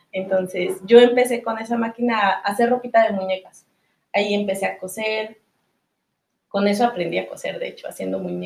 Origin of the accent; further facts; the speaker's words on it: Zacatelco, Tlaxcala, Mexico; Soy originaria de Zacatelco, Tlaxcala. Eh, es un municipio muy pequeño, es un estado, es el estado más pequeño, de hecho, de la República.